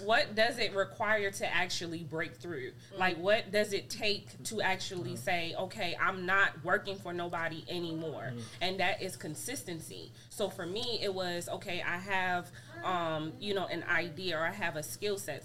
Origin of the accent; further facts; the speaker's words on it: New York City, New York, United States; moved away as an adult; now in Georgia, United States; I'm from New York City, born and raised.